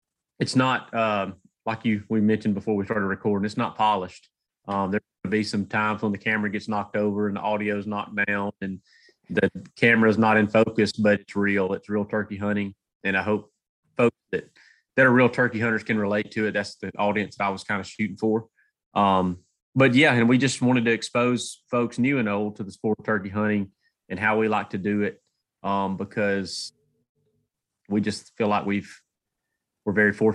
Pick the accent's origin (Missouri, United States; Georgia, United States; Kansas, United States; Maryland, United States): Georgia, United States; I'm from North Georgia. Kind of cut my teeth in North Georgia mountains, getting whipped by the turkeys up there